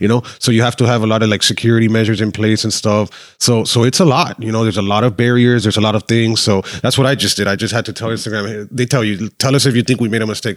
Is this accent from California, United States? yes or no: no; Miami, Florida, United States; also born or lived in Argentina; Born and raised in Miami, Mercy Hospital